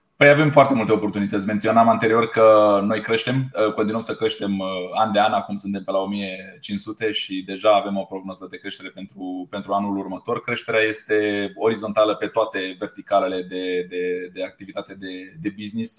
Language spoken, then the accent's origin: Romanian; Romania; ca și români cum suntem.